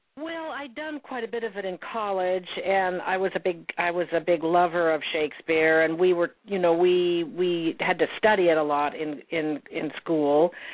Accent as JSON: {"language": "English", "region": "Montana", "country": "United States", "tie": "born or raised there", "also_born_or_lived": "Salmon River, Idaho", "said": "I grew up in Montana"}